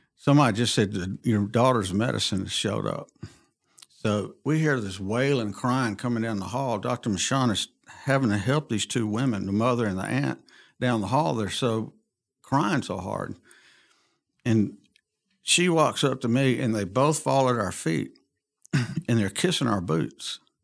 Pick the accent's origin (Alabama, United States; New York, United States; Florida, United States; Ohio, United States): Alabama, United States; Montgomery; I was born and raised in Montgomery